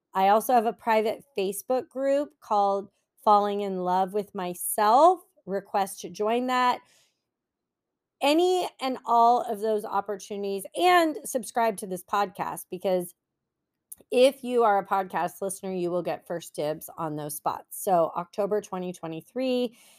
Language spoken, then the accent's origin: English; San Francisco Bay Area, California, United States; moved away as an adult; now in Los Angeles County, United States; I've always lived in California. Um, I'm from the Bay Area, San Francisco Bay Area